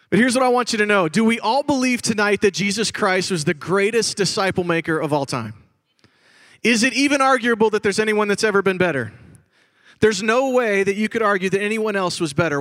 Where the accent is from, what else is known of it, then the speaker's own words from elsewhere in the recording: Chicago, Illinois, United States; I grew up in Chicago, Illinois